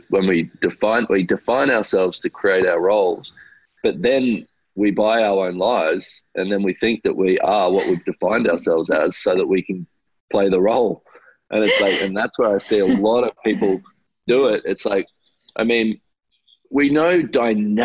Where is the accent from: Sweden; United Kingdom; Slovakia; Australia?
Australia; I grew up in Australia